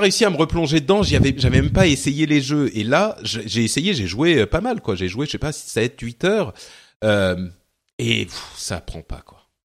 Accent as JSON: {"language": "French", "country": "Lebanon", "moved": "yes", "said": "je viens du Liban"}